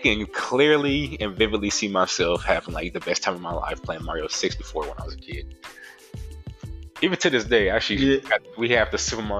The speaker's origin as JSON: {"language": "English", "region": "Florida", "country": "United States", "said": "I'm from Florida"}